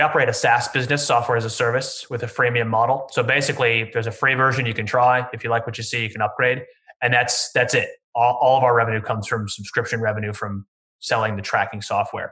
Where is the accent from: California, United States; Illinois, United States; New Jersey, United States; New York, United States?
Illinois, United States; Chicago; accent: Midwestern American; moved away as an adult; also born or lived in Texas / Paris; now in Sydney, Australia; Sorry to disappoint with my rather grating Midwestern American accent. I'm from Chicago originally.